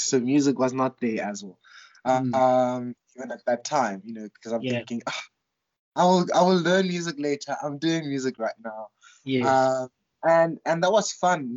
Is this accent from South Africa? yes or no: yes; Soshanguve, Gauteng, South Africa; also born or lived in Johannesburg (St Stithians, high school); now in Makhanda, South Africa; I was born in Soshanguve, which is a township um, north of Pretoria, and so we lived in a in a Soshanguve is divided into blocks. So we lived in block JJ